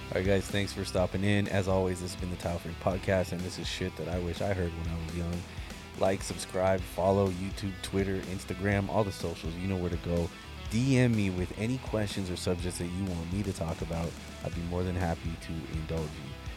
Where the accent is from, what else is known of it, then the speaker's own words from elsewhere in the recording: Monterey, California, United States; moved away; my hometown, like, Monterey